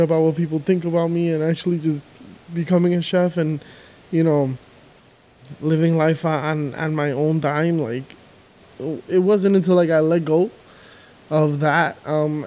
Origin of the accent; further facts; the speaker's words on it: New York City, New York, United States; also born or lived in Dominican Republic; I was actually born here. I was born in Queens. But I'm, like, very Dominican.